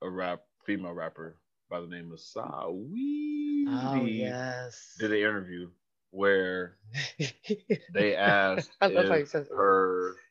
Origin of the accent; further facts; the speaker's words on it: Bay Area, California, United States; I'm from the Bay Area